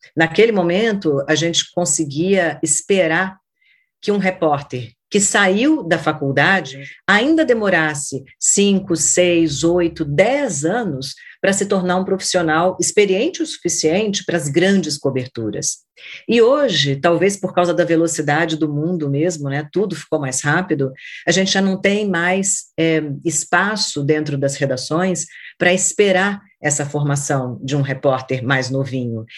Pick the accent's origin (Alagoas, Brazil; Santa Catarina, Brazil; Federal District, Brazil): Federal District, Brazil; Brasília; da minha cidade natal, que é Brasília. Eu nasci quando Brasília ainda era uma promessa de cidade